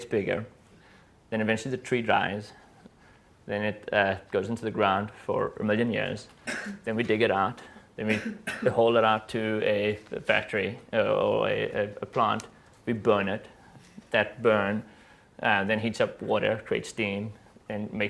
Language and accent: English; South Africa; I'm from South Africa